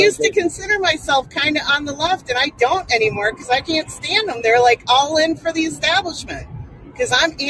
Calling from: Las Vegas, Nevada, United States; Las Vegas.

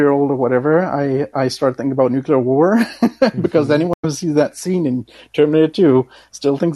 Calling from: Denmark; oh yes, I'm calling from

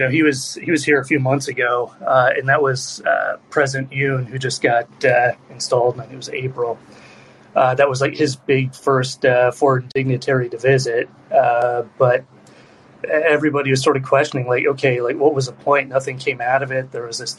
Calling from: Seoul, South Korea; I'm calling in from Seoul, Korea.

